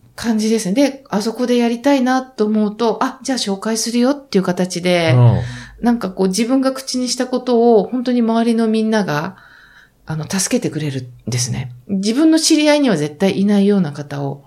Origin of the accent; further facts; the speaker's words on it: Yamaga, Kumamoto, Japan; その山鹿市というところが私の出身地でして。